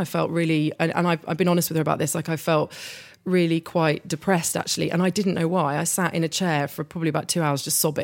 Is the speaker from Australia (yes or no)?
no; Hampton, London, United Kingdom; I was brought up in Hampton, so weekends were always spent coming up to London